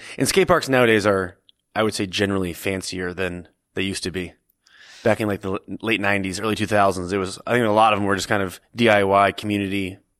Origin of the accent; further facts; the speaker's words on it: Stowe, Vermont, United States; I grew up skateboarding in Stowe, Vermont.